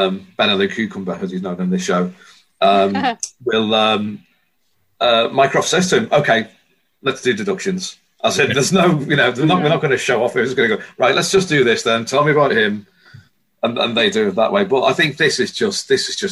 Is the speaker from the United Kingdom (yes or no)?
yes; Liverpool, North West England, United Kingdom; I'm from Liverpool